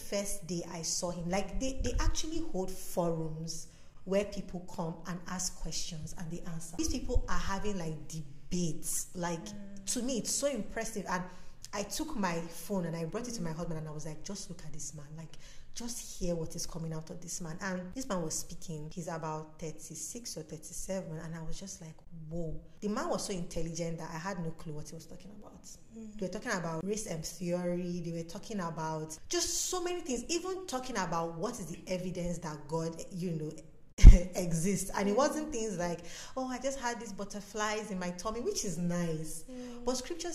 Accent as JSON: {"language": "English", "country": "Nigeria", "said": "I'm from Nigeria"}